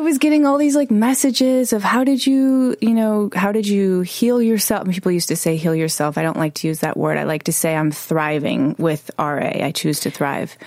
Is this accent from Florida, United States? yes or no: no; Chicago, Illinois, United States; moved away; I was 11 years old growing up in Chicago